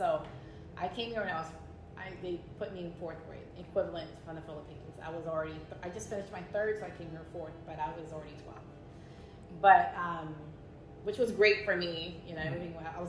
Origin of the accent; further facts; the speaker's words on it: Virginia Beach, Virginia, United States; I grew up in Virginia Beach. Lots of Filipinos there, especially now.